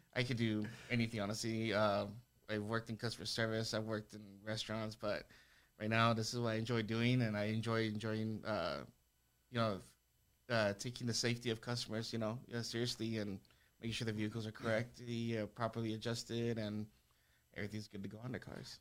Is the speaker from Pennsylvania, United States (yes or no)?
no; El Paso, Texas, United States; born and raised in El Paso, I went to Eastwood High School